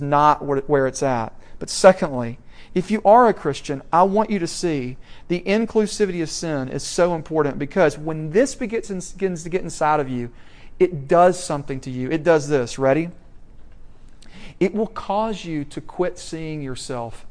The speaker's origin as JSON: {"language": "English", "town": "Franklin", "region": "Tennessee", "country": "United States", "tie": "born or raised there", "moved": "yes", "said": "my hometown of Franklin, Tennessee"}